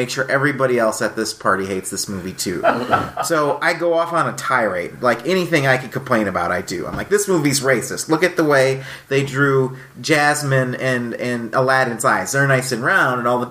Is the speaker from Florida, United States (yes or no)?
no; Lansing, Michigan, United States; moved away as an adult; now in Minnesota, United States; I am from Lansing, Michigan. I moved here when I started college back in 1995